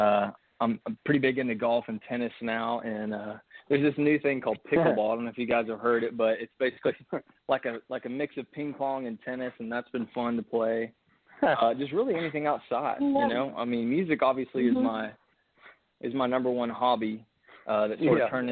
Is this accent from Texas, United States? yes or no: yes; Fort Worth, Texas, United States; now in Nashville, United States; I grew up in Fort Worth, Texas